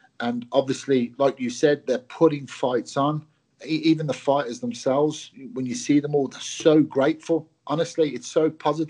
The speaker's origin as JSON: {"language": "English", "region": "England", "country": "United Kingdom", "tie": "born or raised there", "also_born_or_lived": "Glasgow, Scotland", "said": "I moved down to England as a young boy, went to school and lived, you know, the vast majority of my life up till now, obviously, in England"}